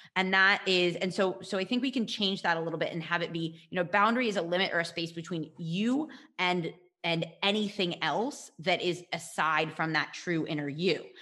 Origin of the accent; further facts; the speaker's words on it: United States; moved away; I'm from the States